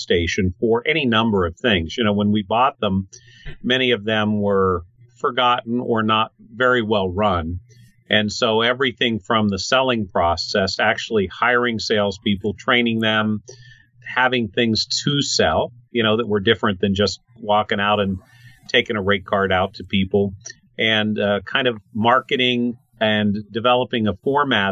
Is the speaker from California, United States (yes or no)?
no; State College, Pennsylvania, United States; also born or lived in Clearfield, Pennsylvania / Pittsburgh, Pennsylvania / Katanning (birthplace, garbled); I grew up in Clearfield and State College primarily, with a short stint in the North Hills of Pittsburgh